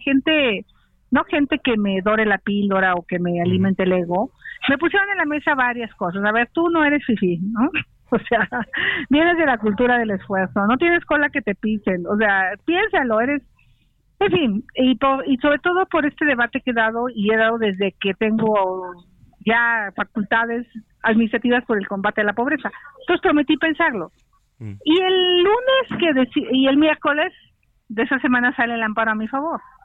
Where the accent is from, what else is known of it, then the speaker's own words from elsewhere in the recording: Tepatepec, Hidalgo, Mexico; moved away; en, Tepatepec. me, voy, a mi pueblo donde nací